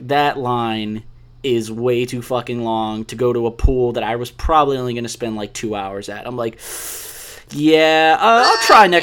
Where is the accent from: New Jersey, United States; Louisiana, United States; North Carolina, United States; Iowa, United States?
Louisiana, United States; New Orleans; moved away as an adult; now in Austin, United States; I can't live in New Orleans again. Like, I can't. I spent 18 years there